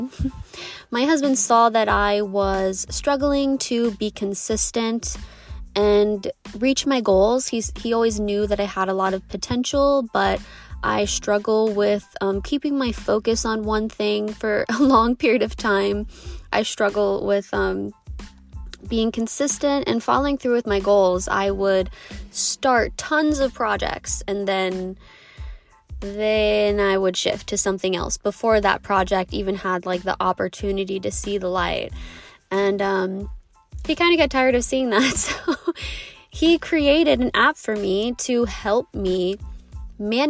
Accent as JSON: {"language": "English", "region": "Southern Ohio", "country": "United States", "tie": "born or raised there", "also_born_or_lived": "Colorado", "moved": "as an adult", "said": "I grew up in Southern Ohio"}